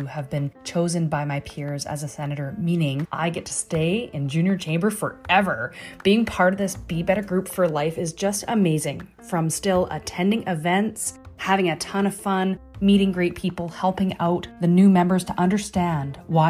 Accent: Canada; Being this true pride of being Canadian

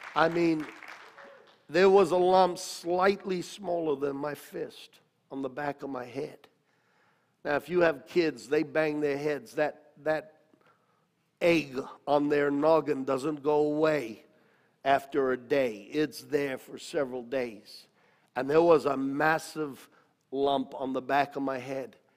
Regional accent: United States; moved away as an adult; also born or lived in Australia; as an American

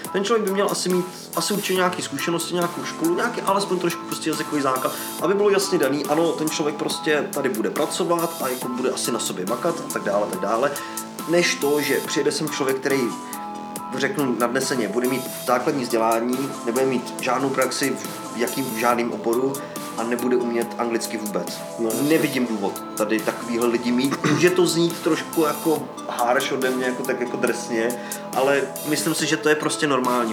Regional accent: Czechia; now in United Kingdom; u nás v České republice

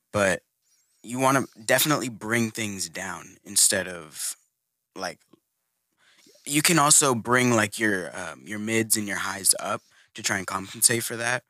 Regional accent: Houston, Texas, United States; I'm from the Houston area

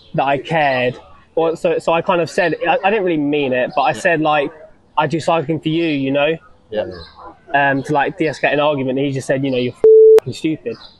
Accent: East Sussex, South East England, United Kingdom; from East Sussex, so I'm like in between Brighton and London.

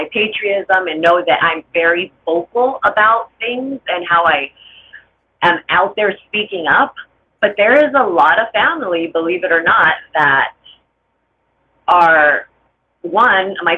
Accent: Los Angeles, California, United States; I grew up in LA in HP, a very gang infested neighborhood.

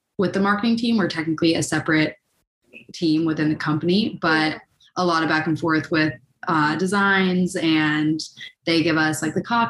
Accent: Rye, New York, United States; I'm from Rye, New York

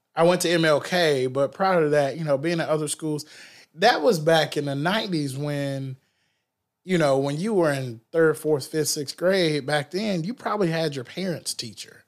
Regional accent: Nashville, Tennessee, United States; growing up over here, it, because East Nashville was so different back then

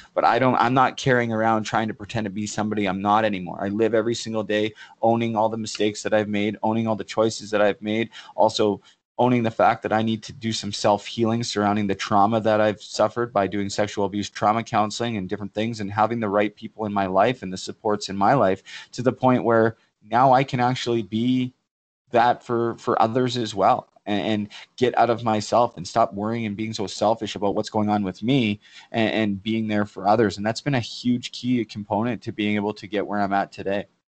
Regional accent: Port Coquitlam, British Columbia, Canada; moved away as an adult; Port Coquitlam, my hometown, which I haven't been home for – uh, over four years now

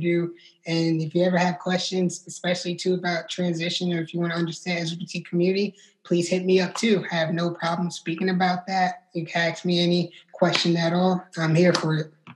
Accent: New York, United States; I'm originally from New York

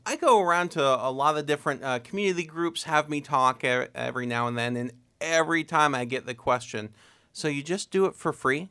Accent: Uhrichsville, Ohio, United States; I'm born and raised in Yuricksville

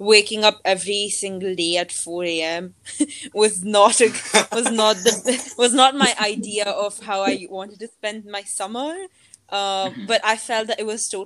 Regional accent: New Delhi, Delhi, India; I'm from New Delhi, India

